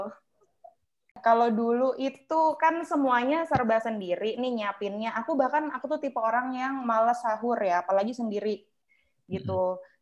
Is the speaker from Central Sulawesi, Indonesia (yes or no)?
no; Surabaya, East Java, Indonesia; pulang ke Surabaya nih ini ceritanya aku orang Surabaya